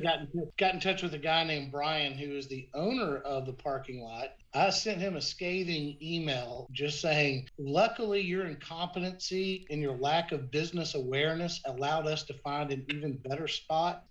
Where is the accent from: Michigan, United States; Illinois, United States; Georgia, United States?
Georgia, United States; Decatur; I'm from Decatur